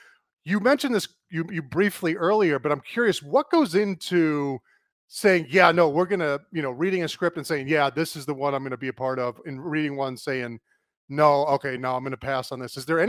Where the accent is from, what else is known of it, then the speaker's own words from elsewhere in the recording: New York City, New York, United States; moved away; Okay, so I'm from Brooklyn originally. My family's from there.